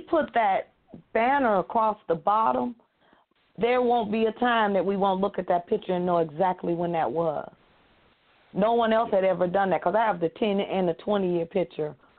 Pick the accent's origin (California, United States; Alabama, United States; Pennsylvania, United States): Alabama, United States; moved away; I was born in Alabama